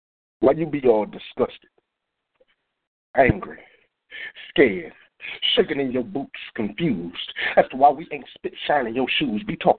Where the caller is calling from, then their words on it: Dallas, Texas, United States; I'm calling from Dallas.